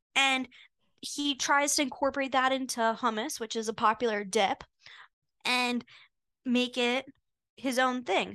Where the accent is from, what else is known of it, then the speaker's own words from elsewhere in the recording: Potomac, Maryland, United States; I'm from Potomac, Maryland, and I grew up going to Jewish summer camp